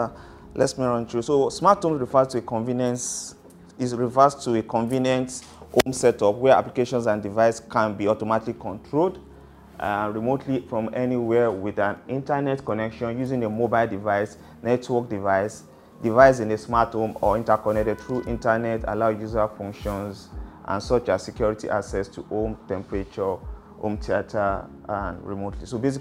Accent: Edo, Nigeria; I'm from Edo.

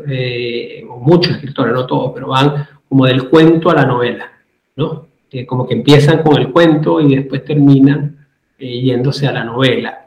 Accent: Caracas, Capital District, Venezuela; now in Madrid, Spain; soy venezolano, nací en Caracas, actualmente resido en Madrid

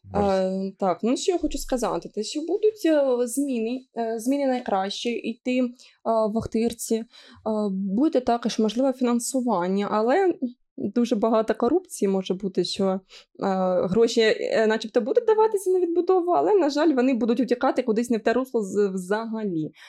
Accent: Sumy Oblast, Ukraine; accent: Surzhyk; я з Сумської області, як я буду балакати ну, інакше

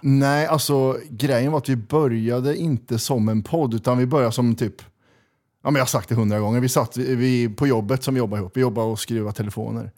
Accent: Kristinehamn, Värmland, Sweden; moved away as an adult; now in Stockholm, Sweden; Krillhörda, born and raised. Ja. Bodde där i 32 år

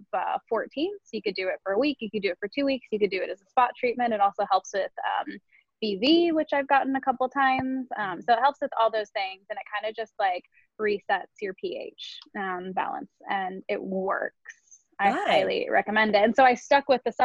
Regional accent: Northern California, United States; moved away as an adult; also born or lived in Los Angeles; now in Santa Monica, United States; I'm from Northern California

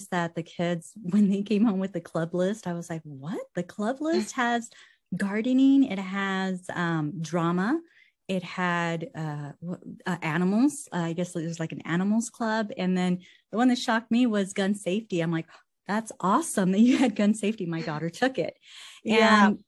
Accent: California, United States; now in Idaho, United States; And I came from California, I came to Idaho.

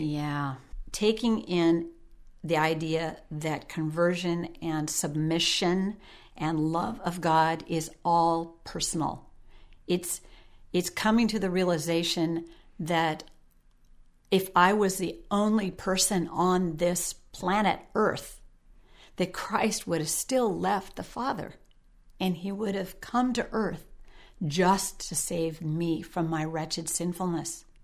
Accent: Sequim, Washington, United States; I grew up in Washington State, Squim, Washington

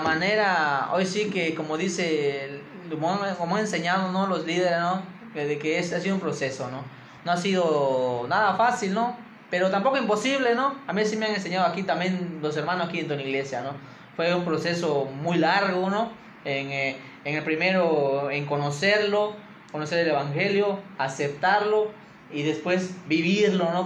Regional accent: Campeche, Mexico; originario de Campeche

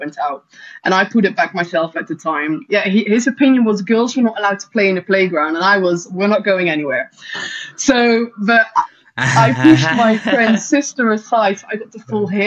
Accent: Netherlands; I grew up in the Netherlands mainly

